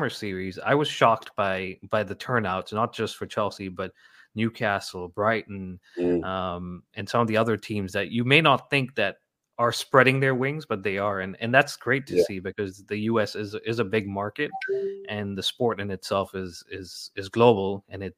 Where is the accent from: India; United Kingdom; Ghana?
Ghana; moved away as an adult; now in United States; I grew up in West Africa in Ghana